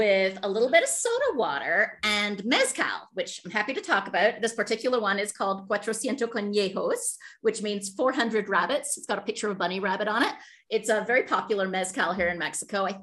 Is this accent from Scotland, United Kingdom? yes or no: yes; Scotland, United Kingdom; I grew up in Scotland